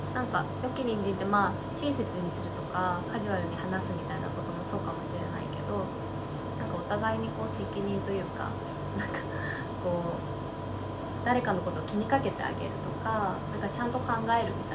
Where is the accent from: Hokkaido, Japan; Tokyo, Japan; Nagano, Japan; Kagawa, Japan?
Tokyo, Japan; moved away; 私東京生まれ東京育ちなんですけど